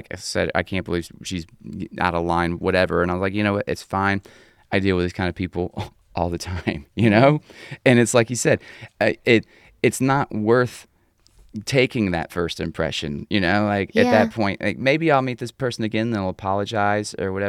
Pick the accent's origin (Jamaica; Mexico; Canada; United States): United States; Atlanta, Georgia; any guy born and raised in Atlanta